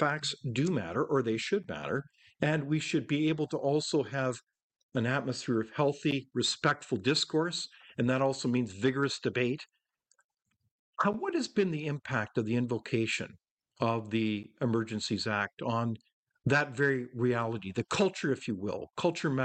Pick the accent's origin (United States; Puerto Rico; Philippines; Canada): Canada; as a Canadian